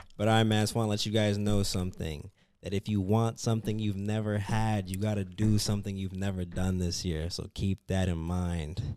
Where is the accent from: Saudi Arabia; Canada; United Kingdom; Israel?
Canada; moved away as an adult; now in United States; I'm from Canada.